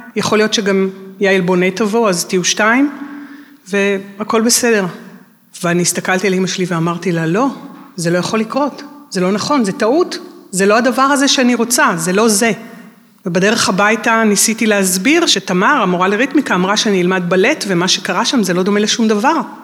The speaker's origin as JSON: {"language": "Hebrew", "town": "Tel Aviv", "region": "Tel Aviv District", "country": "Israel", "said": "אנחנו תל אביבים, אבל זה תמיד היה, מרמת החייל, זה היה לנסוע לתל אביב"}